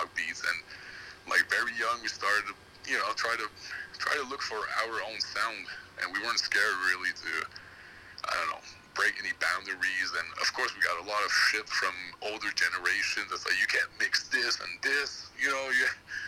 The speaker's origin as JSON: {"language": "English", "town": "Montreal", "region": "Quebec", "country": "Canada", "tie": "born or raised there", "said": "I'm from Montreal"}